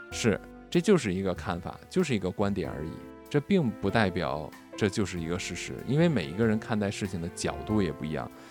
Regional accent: China; 我们中国人

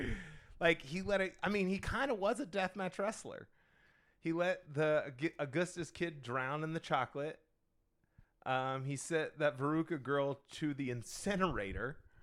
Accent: Indiana, United States; moved away; I'm originally from Indiana

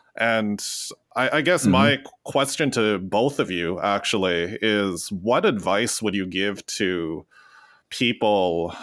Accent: Western Canada, Canada; growing up in Western Canada

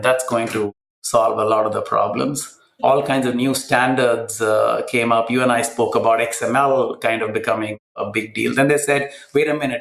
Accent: Kochi, Kerala, India; in the south of India, in my hometown of Cochin.

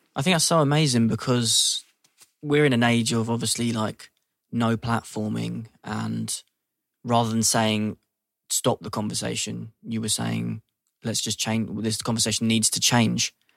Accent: London, United Kingdom; growing up in London

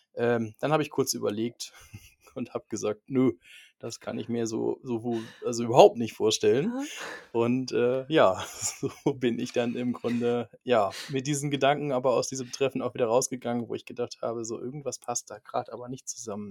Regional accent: near Cologne, North Rhine-Westphalia, Germany; moved away as an adult; now in Minden, Germany; ich komme ursprünglich aus der Nähe von Köln

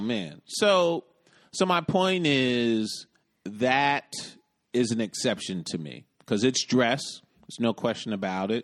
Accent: United States; I'm an American

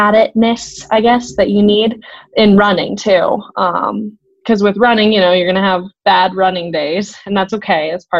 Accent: Boulder, Colorado, United States; I grew up in Boulder, Colorado, was born and raised there

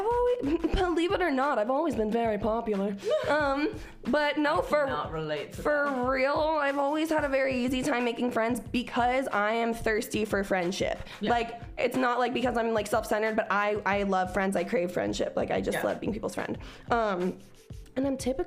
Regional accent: Cincinnati, Ohio, United States; moved away; also born or lived in Oklahoma; I was from Cincinnati, where bitches had like mohawks that were rainbow colored

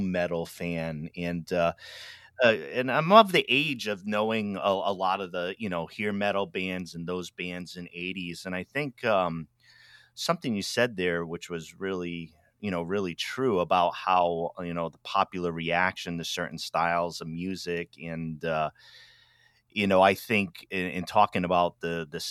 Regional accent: Pawtucket, Rhode Island, United States; I'm from Rhode Island, Pawtucket, Rhode Island, originally

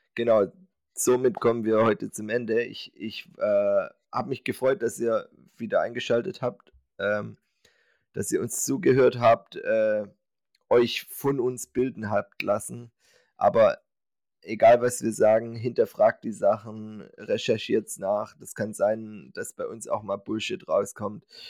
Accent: Swabia, Germany; ich bin Schwabe

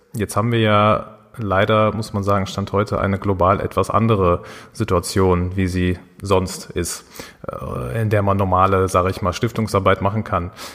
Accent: Dortmund, North Rhine-Westphalia, Germany; als Dortmunder Jungs, wir beide

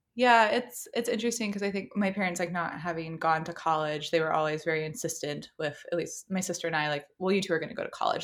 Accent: Apex, North Carolina, United States; I grew up in Apex

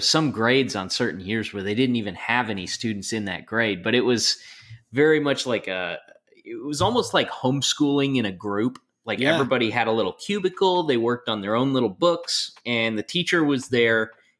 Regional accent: Georgia, United States; also born or lived in Colorado; So I was born in Colorado, but while I was still pretty young, we moved to Georgia. I grew up, you know, my South. Younger years in Georgia, very much so.

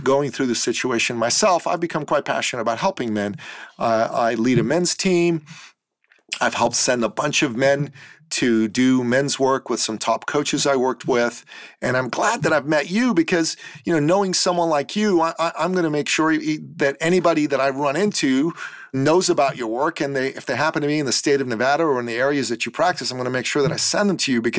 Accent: Iran; now in Toronto, Canada; being a man from the Middle East, I'm a Christian from Iran originally

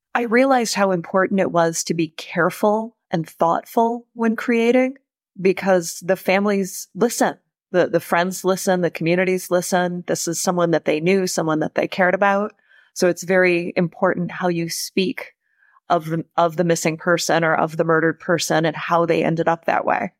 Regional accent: Oakland County, Michigan, United States; Growing up in Oakland County

